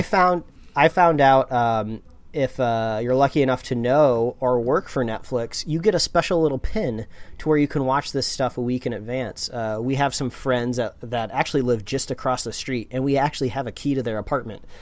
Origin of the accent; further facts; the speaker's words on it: Indiana, United States; we grew up in the Midwest in Indiana